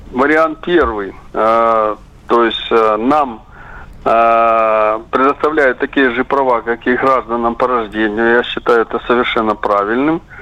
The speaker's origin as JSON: {"language": "Russian", "region": "Crimea", "country": "Ukraine", "said": "я говорю как крымчанин, после воссоединения Крыма с Россией."}